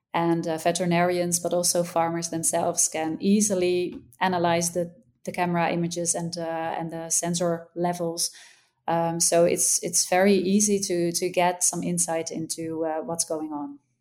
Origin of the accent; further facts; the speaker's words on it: Netherlands; I'm from the Netherlands